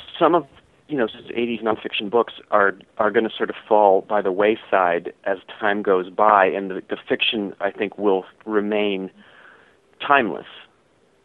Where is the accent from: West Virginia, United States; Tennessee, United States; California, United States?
West Virginia, United States; Wheeling; when I was a kid in the late 70s, I was growing up in Wheeling, West Virginia